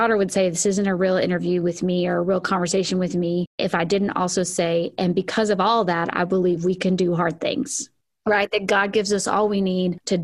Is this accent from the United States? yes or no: yes; the South, United States; growing up in the South